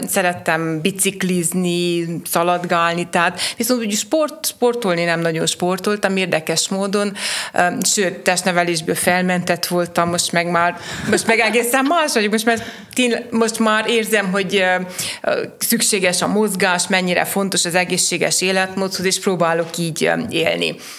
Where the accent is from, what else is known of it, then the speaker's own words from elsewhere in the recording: Sfântu Gheorghe, Covasna County, Romania; én a városomat szerettem, itt születtem, itt akarok élni, dolgozni, itt akarok valamit magam után hagyni